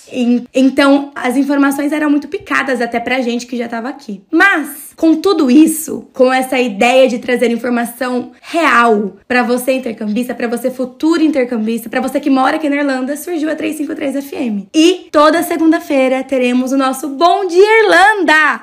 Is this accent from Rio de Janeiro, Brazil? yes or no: no; Mogi Mirim, São Paulo, Brazil; Eu sou de Mogi Mirim